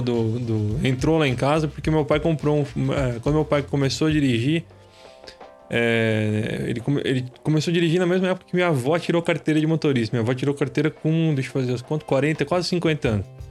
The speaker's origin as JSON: {"language": "Portuguese", "town": "Taubaté", "region": "São Paulo", "country": "Brazil", "tie": "born or raised there", "said": "a gente é de Taubaté"}